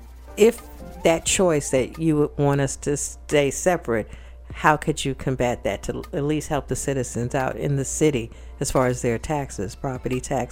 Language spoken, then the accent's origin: English; New York, United States; also born or lived in Miami / Atlanta; now in Brunswick, United States; coming from bigger cities, you know, growing up in New York and places like that.